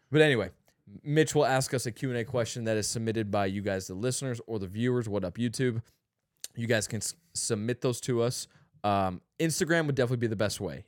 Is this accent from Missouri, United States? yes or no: yes; St. Louis, Missouri, United States; I told him I was from Saint Louis